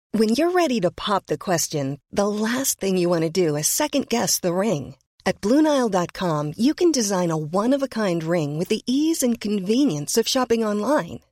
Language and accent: Spanish; Torreón, Coahuila, Mexico; now in Guadalajara, Mexico; En Torreón, mi tierra natal, 31